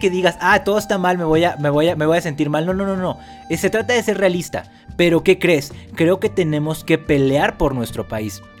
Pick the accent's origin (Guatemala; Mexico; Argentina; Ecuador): Mexico; obviamente yo soy mexicano y también creo que como aquí vivo